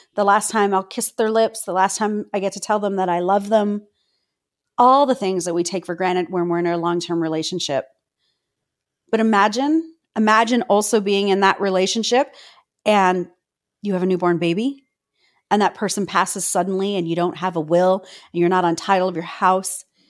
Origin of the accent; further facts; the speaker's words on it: Toronto, Ontario, Canada; I'm a girl from Cabbage Town, a single mom.